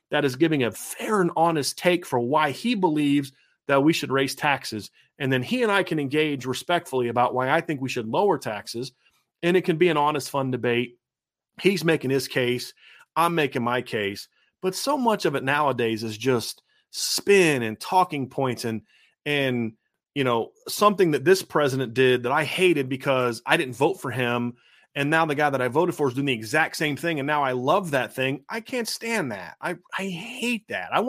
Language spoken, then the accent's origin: English; Northwest Ohio, United States; growing up in Northwest Ohio, we got a lot of Notre games on TV.